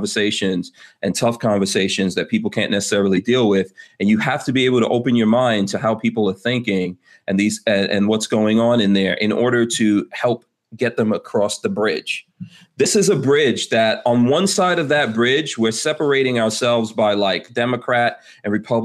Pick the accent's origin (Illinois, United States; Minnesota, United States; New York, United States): New York, United States; New York City; I grew up in Far Rockaway